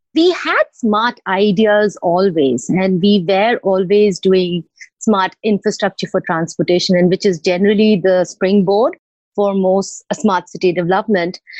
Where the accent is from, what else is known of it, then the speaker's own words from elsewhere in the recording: Bhubaneswar, Odisha, India; Bhubaneswar, which also happens to be my hometown